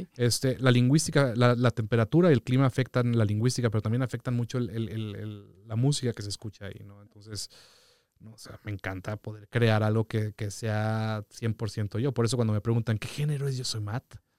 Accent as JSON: {"language": "Spanish", "region": "Mexico City", "country": "Mexico", "tie": "born or raised there", "also_born_or_lived": "Papantla, Veracruz", "said": "yo nací en Papantla y me fui a vivir a la Ciudad de México, o sea, al año"}